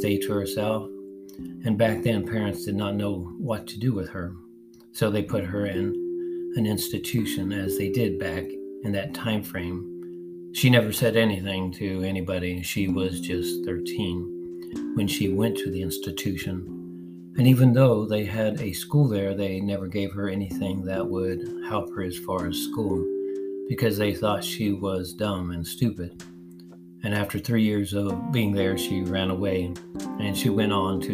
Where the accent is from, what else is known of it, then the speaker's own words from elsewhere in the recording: Los Angeles, California, United States; I was born and raised in Los Angeles East Side